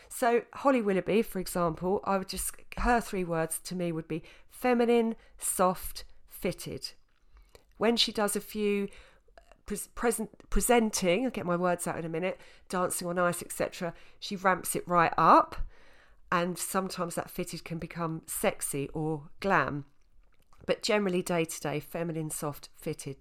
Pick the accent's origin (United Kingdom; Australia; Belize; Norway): United Kingdom; Essex, East of England; I was from Essex. I'm still from Essex. At the time, I was living in Essex